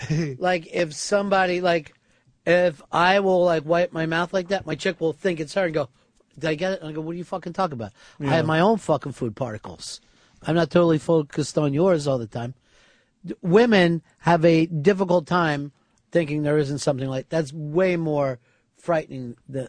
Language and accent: English; Hialeah, Florida, United States; Let's get something straight. I'm from Hialeah. I was raised in the barrio.